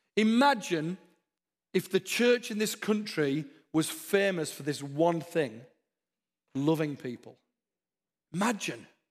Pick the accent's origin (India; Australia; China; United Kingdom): United Kingdom; the north of England; now in Texas, United States; My accent's not very Downton Abbey. I come from the north of England. We're a bit different up there